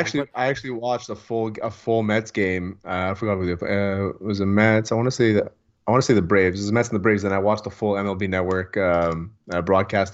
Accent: Montreal, Quebec, Canada; I'm from the West Island

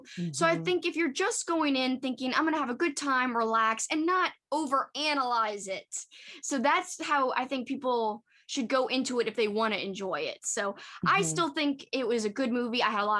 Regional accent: New Orleans, Louisiana, United States; because we're from New Orleans. We're from Louisiana.

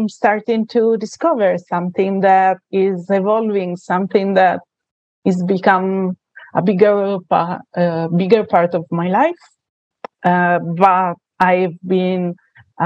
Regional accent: Italy; accent: Italian; English is a second language; So as you can say from my accent, I am Italian.

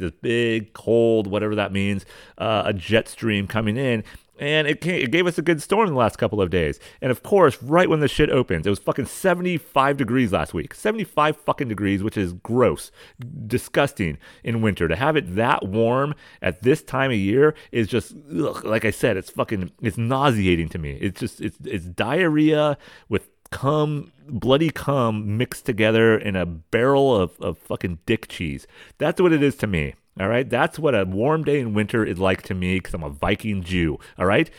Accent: San Diego County, Southern California, United States; I'm from California

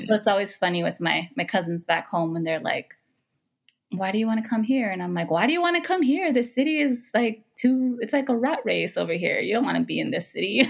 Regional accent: Los Angeles, California, United States; also born or lived in Window Rock, Arizona; I was born and raised in Los Angeles

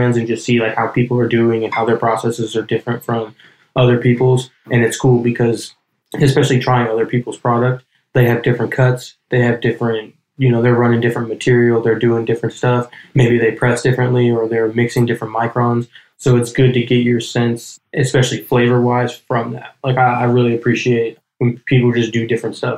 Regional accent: Hayward, California, United States; moved away; also born or lived in Colorado / Oakland, California; I was born and raised in Hayward

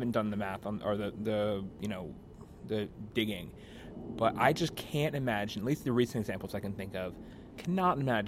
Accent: United States; as Americans

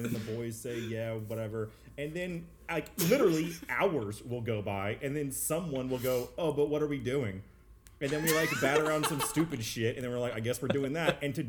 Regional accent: Garland, Texas, United States; the Garland Christmas Fair. In my hometown

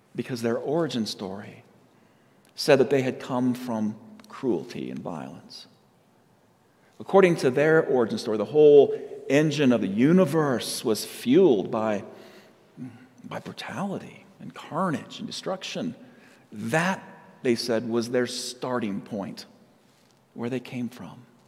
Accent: Yucaipa, California, United States; also born or lived in San Diego, California; now in Colorado, United States; I was raised in a little town called Yucaipa, California

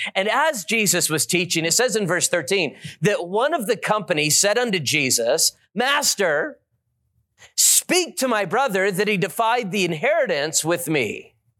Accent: Las Vegas, Nevada, United States; I've been there my whole life, born and raised in Las Vegas

